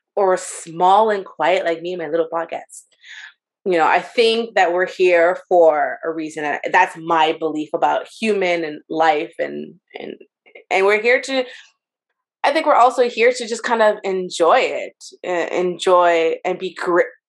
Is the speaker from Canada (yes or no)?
yes; Montreal, Quebec, Canada; I'm Canadian, born and raised